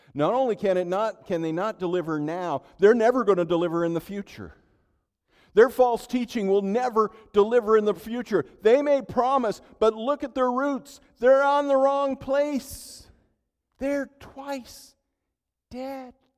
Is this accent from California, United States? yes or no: yes; Central Valley, California, United States; now in Minnesota, United States; Growing up in California